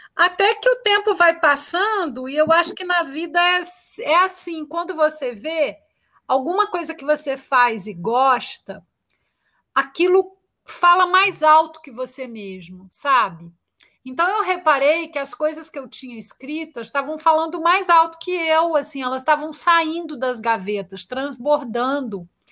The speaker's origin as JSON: {"language": "Portuguese", "town": "Itaúna", "region": "Minas Gerais", "country": "Brazil", "said": "eu sou mineira, eu sou de Itaúna, de uma cidade do interior"}